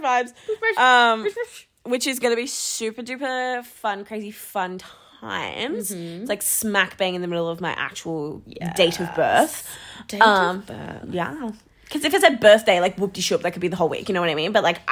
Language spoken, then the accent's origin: English; Canberra, Australian Capital Territory, Australia; now in Sydney, Australia; Originally from Canberra, but currently live in Sydney